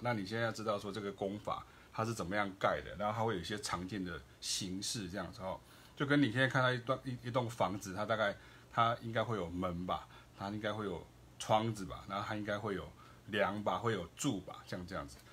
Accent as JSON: {"language": "Chinese", "country": "Taiwan", "said": "我也是台湾人"}